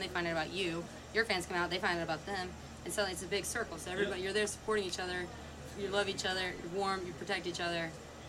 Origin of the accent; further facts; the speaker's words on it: Anderson, South Carolina, United States; moved away as an adult; also born or lived in Atlanta, Georgia; now in Greenville, United States; I'm not originally from Greenville. I am, well, originally from Atlanta, but I was just a wee little babe when we moved to Anderson